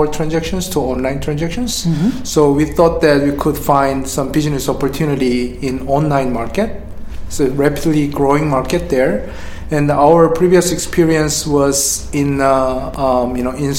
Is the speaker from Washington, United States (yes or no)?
yes; Seattle, Washington, United States; I'm from Seattle too